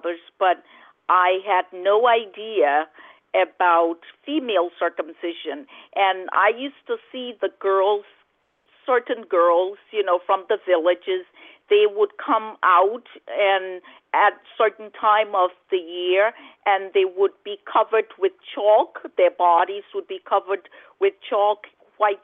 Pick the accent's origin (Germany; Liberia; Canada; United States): Liberia; growing up in Liberia, as a child, you're so innocent. You don't understand certain things. And at the time when I grew up in Liberia